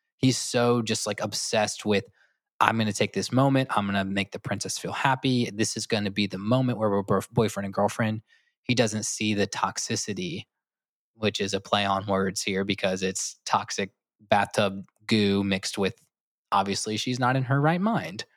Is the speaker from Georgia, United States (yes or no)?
yes; Augusta, Georgia, United States; moved away; I grew up in Augusta, Georgia, so the Masters is bit of my hometown fame